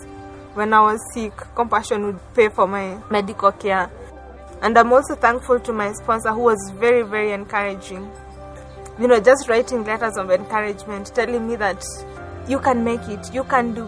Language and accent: English; Kenya; I'm from Kenya. Growing up with a single parent in the slum was very, very difficult for me.